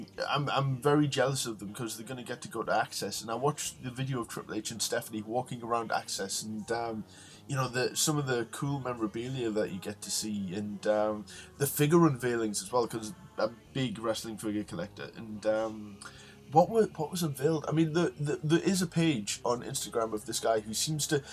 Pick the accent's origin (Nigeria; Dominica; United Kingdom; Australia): United Kingdom; I'm British